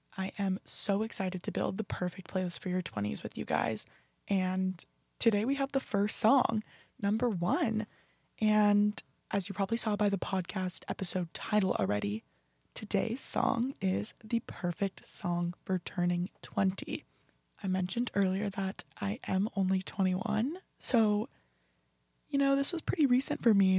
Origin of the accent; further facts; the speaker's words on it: Beaverton, Oregon, United States; moved away as an adult; now in Fort Worth, United States; I was born and raised in Beaverton, Oregon